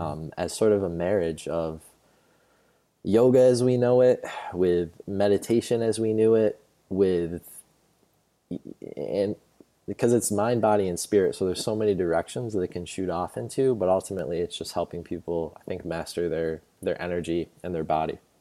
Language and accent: English; New York, United States; moved away; I went home to New York, where I'm originally from, born and raised in New York